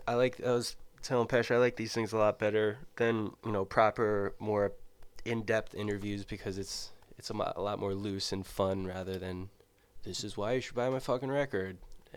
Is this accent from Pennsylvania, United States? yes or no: no; Middletown, New Jersey, United States; I'm from Middletown, New Jersey.